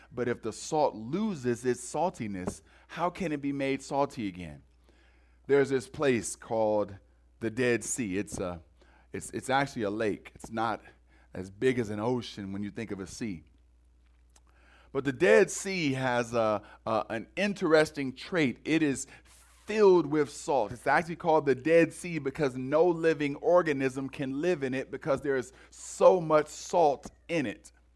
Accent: Cleveland, Ohio, United States; moved away; I'm originally from Cleveland

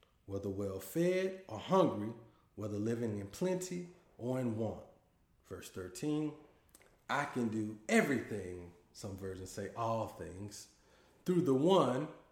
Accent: Dallas, Texas, United States; now in Boston, United States; I'm originally from Dallas, Texas, but I currently live in Boston, Massachusetts

